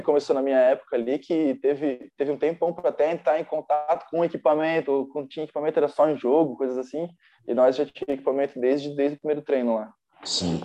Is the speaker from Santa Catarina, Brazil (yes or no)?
yes; Blumenau, Santa Catarina, Brazil; also born or lived in Timbó; eu sou de Blumenau, eu nasci lá, né?